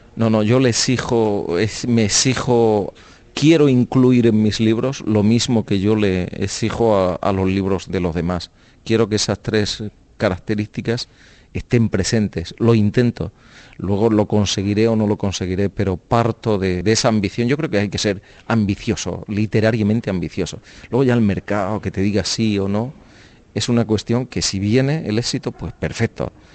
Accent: Spain; ser un escritor español desconocido

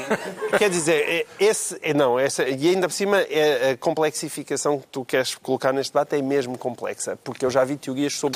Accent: Portalegre, Alentejo, Portugal; Porto Alegre, que é a minha terra

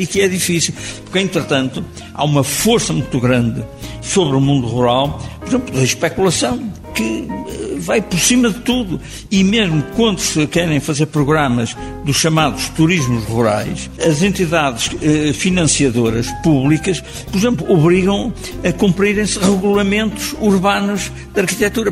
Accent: Leça da Palmeira, Norte, Portugal; um miúdo da minha terra, à beira-mar, em Leça da Palmeira

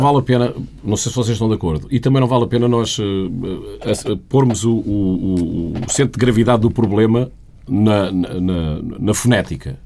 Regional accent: Portugal; moved away as an adult; also born or lived in Sweden

